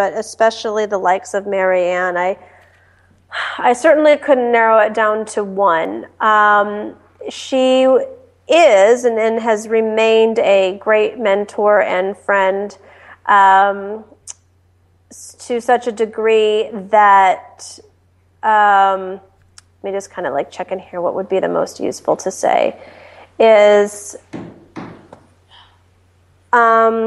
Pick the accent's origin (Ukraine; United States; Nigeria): United States; Detroit, Michigan; moved away as an adult; also born or lived in Washington, D.C.; I was born and raised in Detroit